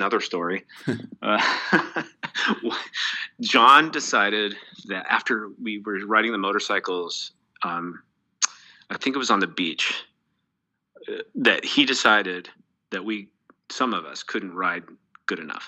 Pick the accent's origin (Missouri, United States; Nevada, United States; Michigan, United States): Nevada, United States; Reno; this major high school in Reno, Nevada, my hometown